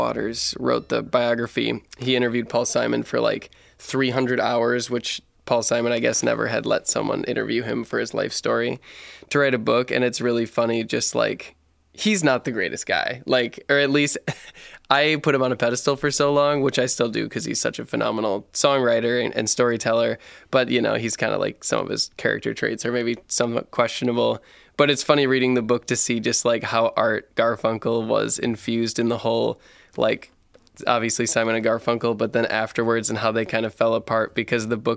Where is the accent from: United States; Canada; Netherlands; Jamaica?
United States; Wisconsin; moved away as an adult; also born or lived in Portland; I moved to Portland when I was 19 from Wisconsin. I come from a really small town, about 500 people in Wisconsin